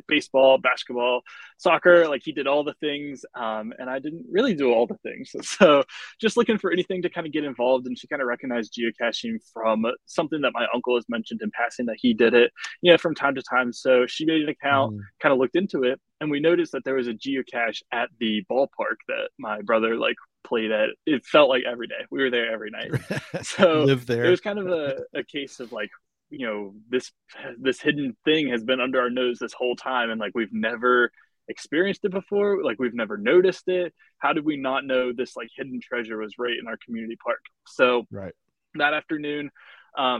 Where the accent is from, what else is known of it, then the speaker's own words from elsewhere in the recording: West Virginia, United States; I'm from West Virginia